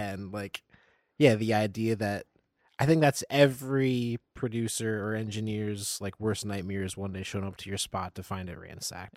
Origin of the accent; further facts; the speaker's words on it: Nazareth, Pennsylvania, United States; moved away as an adult; now in Lancaster, United States; I come from the Lehigh Valley. I'm from Nazareth, Pennsylvania